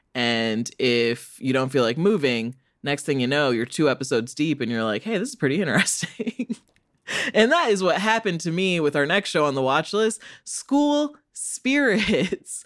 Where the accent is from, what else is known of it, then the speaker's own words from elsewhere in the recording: United States; I'm an American child